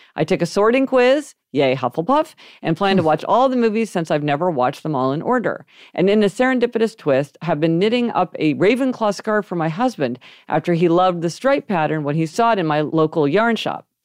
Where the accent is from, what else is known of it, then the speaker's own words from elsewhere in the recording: Kansas City, Missouri, United States; We grew up in Kansas City, Missouri